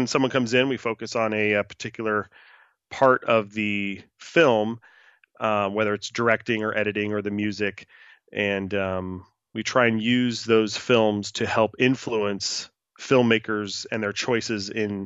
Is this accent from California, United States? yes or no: yes; Los Angeles, California, United States; I am based and live in my native city of Los Angeles, California.